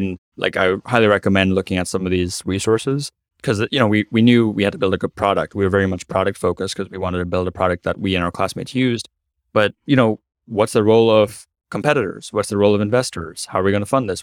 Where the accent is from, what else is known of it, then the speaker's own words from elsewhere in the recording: Cape Canaveral, Florida, United States; also born or lived in Africa; I was born in Africa to Indian parents, moved to Cape Canaveral, Florida, where I'm recording the podcast right now. Cape Canaveral is known for NASA and now SpaceX. So they're, basically grew up around all these amazing technologists